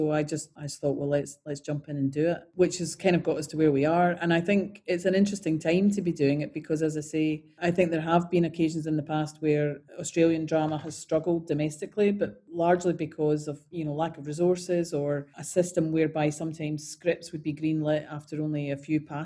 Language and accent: English; Scotland, United Kingdom; being Scottish